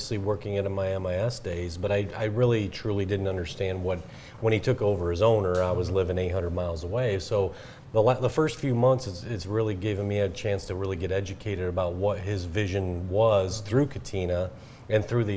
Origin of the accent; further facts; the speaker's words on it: Michigan, United States; moved away as an adult; also born or lived in South Carolina; come back to Michigan, to come back to my hometown area